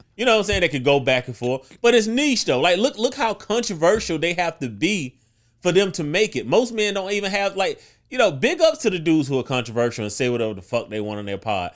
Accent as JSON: {"language": "English", "region": "South Carolina", "country": "United States", "tie": "born or raised there"}